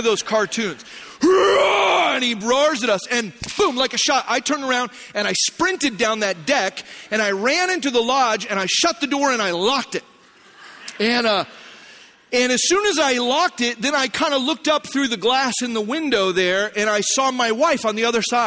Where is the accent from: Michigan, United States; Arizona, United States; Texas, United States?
Arizona, United States; moved away; also born or lived in Hume Lake, California; I grew up in Arizona